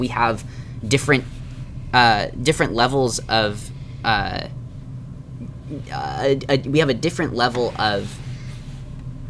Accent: United States; as American Christians

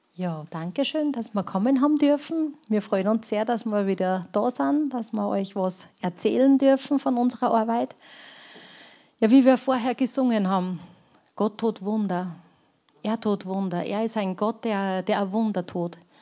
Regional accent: Austria; also born or lived in Romania; bei uns in Österreich

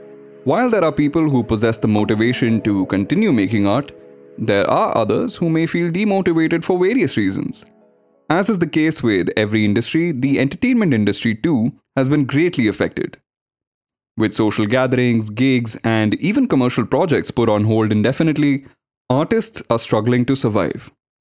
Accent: Srinagar, Jammu and Kashmir, India; now in Bangalore, India; Growing up in Kashmir, I had experienced lockdowns and curfews many times before. But this was the first time I was experiencing it in Bangalore, and it was quite surreal.

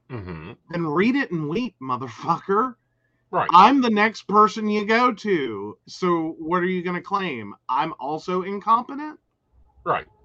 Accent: West Virginia, United States; we are from West Virginia, not that part.

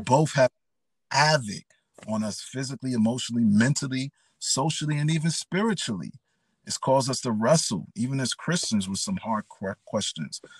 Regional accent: New York City, New York, United States; I grew up in the Bronx, New York, um, the best place on earth

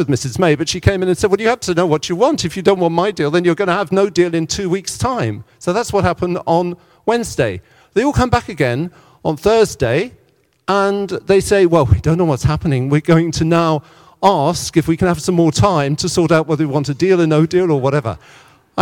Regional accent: Cornwall, South West England, United Kingdom; moved away as an adult; now in France; I grew up in Cornwall, which was a part of Britain

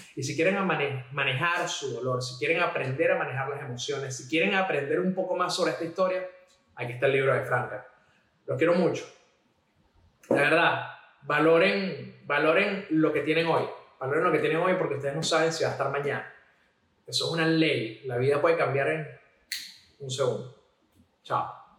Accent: Venezuela; moved away; como venezolanos

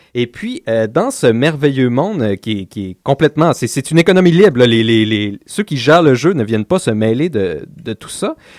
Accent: Laval, Quebec, Canada; on vient de Laval

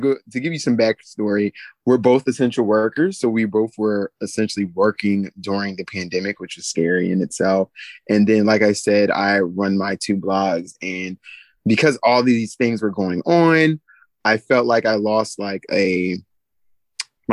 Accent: New Jersey, United States; moved away as an adult; also born or lived in North Carolina; born and raised in South Jersey, educated in North Carolina

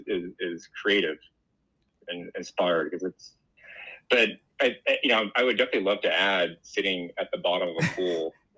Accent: Los Angeles, California, United States; I'm from Los Angeles. I still live here.

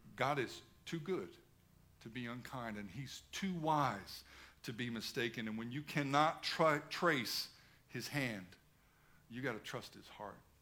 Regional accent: United States; moved away as an adult; now in Australia; I'm an American

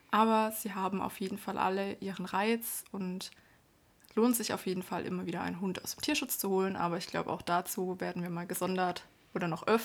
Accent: Baden-Württemberg, Germany; moved away as an adult; also born or lived in Erlangen; now in Nuremberg, Germany; Ich komme ursprünglich aus Bad württemberg bin 2010 nach Erlangen gezogen und seit 2013 dann in Nürnberg.

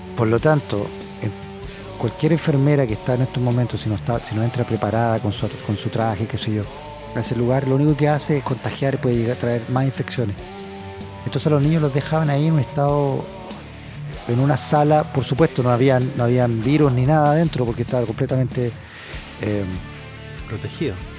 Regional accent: Chile; moved away; yo soy chileno

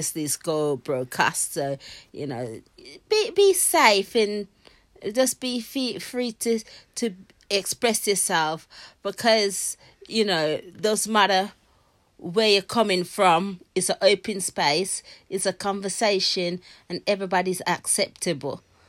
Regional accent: Jamaica; now in United Kingdom; I was born in Jamaica

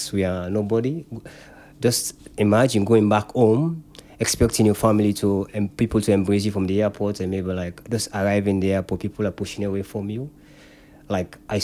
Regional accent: Sierra Leone; now in United Kingdom; I'm from Africa

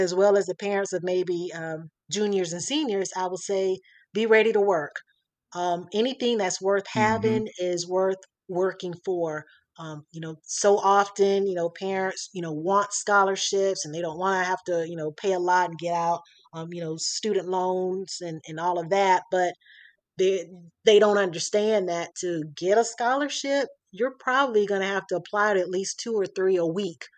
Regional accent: Florida, United States; moved away as an adult; now in Atlanta, United States; I'm from Florida

